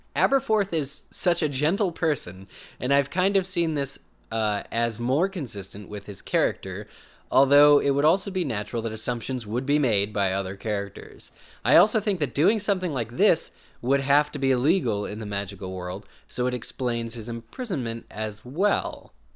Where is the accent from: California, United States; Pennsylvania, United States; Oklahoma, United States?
Pennsylvania, United States; it's my home state, too